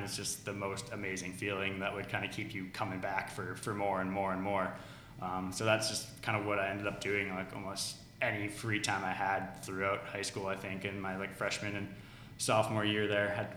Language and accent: English; Connecticut, United States; also born or lived in Canada / Ohio; now in Seattle, United States; Lived a lot of my life in Ohio before moving to Connecticut in around like fifth grade or so. So that's kind of going way back, but lived in Connecticut the majority of my life, probably about 10 years or so